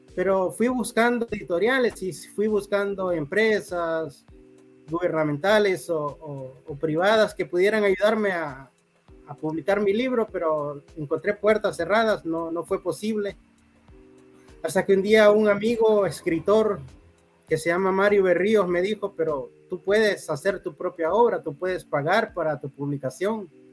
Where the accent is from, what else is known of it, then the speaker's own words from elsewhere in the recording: Talanga, Francisco Morazán, Honduras; now in San Francisco de Yojoa, Honduras; Yo nací en Talanga, Francisco Morazán. Ok. Eh, ya tengo varios años, varias décadas residiendo aquí en San Francisco de Ijoa.